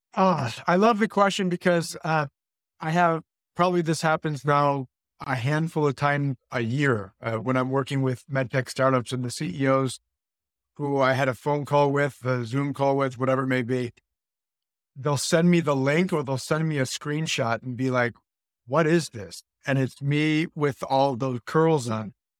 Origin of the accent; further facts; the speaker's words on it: Buffalo, New York, United States; moved away as an adult; now in Florida, United States; I was born and raised in Buffalo